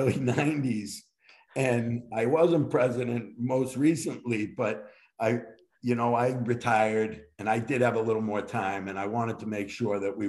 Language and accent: English; Boston, Massachusetts, United States; where I grew up in Boston